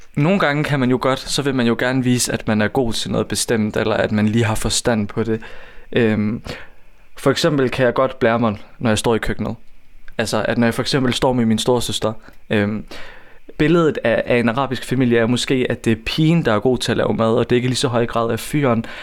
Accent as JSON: {"language": "Danish", "town": "Odense", "region": "Southern Denmark", "country": "Denmark", "tie": "born or raised there", "said": "Jeg er født og opvokset i Volsmose."}